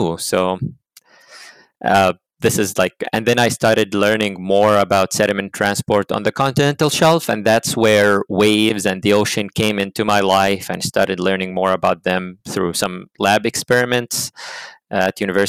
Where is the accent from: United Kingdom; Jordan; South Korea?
Jordan; moved away as an adult; now in United States; I came from Jordan. Jordan is in the Middle East